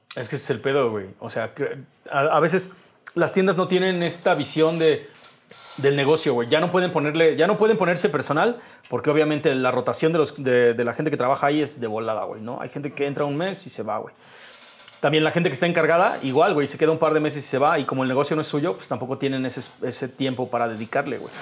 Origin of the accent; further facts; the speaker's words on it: Mexico; como mexicano